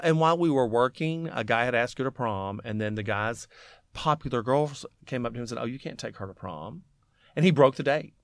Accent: Alabama, United States; growing up in Alabama

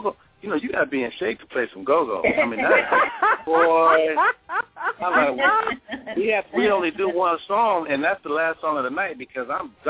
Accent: California, United States; I'm from California

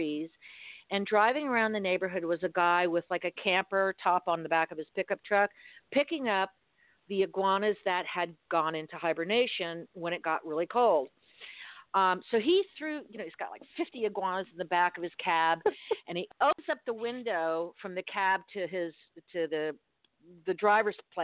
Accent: Miami, Florida, United States; I was born and raised in Miami

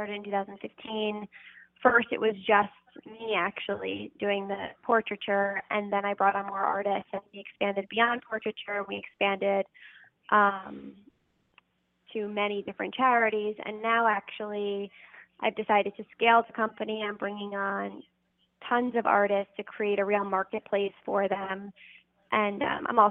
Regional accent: New York City, New York, United States; So I'm from New York City. I was born and raised here.

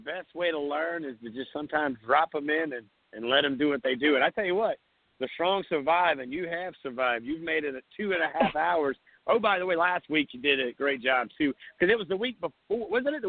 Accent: Myrtle Beach, South Carolina, United States; born or raised there

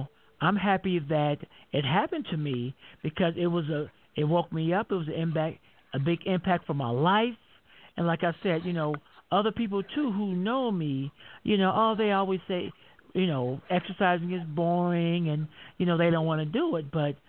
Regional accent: Denver, Colorado, United States; I'm from Denver, Colorado.

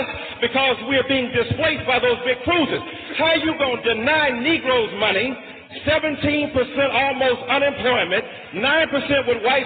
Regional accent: Detroit, Michigan, United States; I'm from Detroit, Michigan

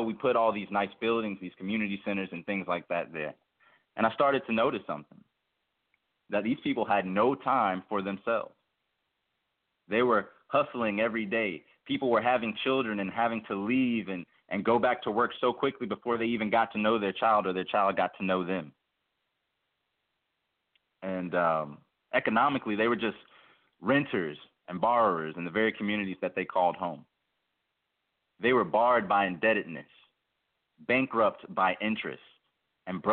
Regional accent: Memphis, Tennessee, United States; I was born in Memphis, Tennessee

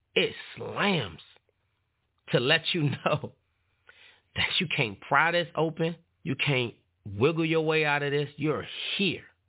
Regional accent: Washington, District of Columbia, United States; growing up in Washington, D.C., neighborhood, it was called Paradise

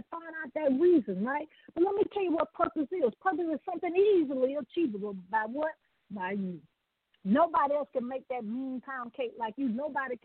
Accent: the South, United States; you can tell I'm from the South.

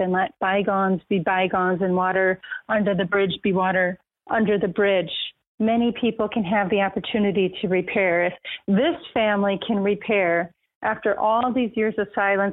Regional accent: Racine, Wisconsin, United States; I'm a girl from Racine, Wisconsin. Had a great childhood

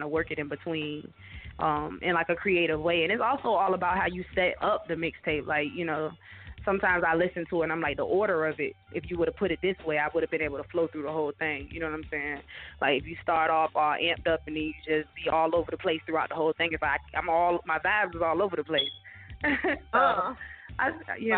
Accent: Virginia Beach, Virginia, United States; now in Norfolk, United States; I'm from Virginia Beach. I'm in Norfolk, 757

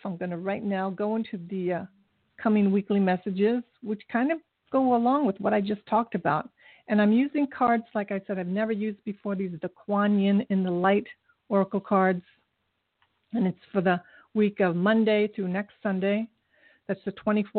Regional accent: Japan; now in United States; my country where I was born in Japan, there's no litter anywhere

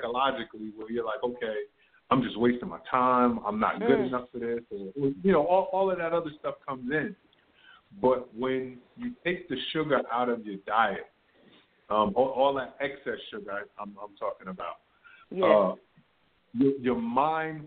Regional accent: New Jersey, United States; I grew up in New Jersey

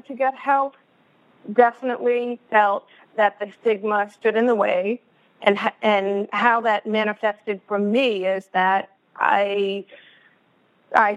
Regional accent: Boston, Massachusetts, United States; now in West Coast, United States; I'm originally from Boston, which some of you may pick up, and I'm now living on the West Coast.

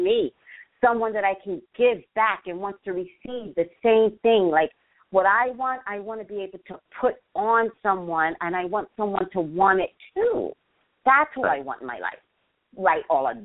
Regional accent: New York City, New York, United States; now in Los Angeles, United States; I'm a native New Yorker, Staten Island.

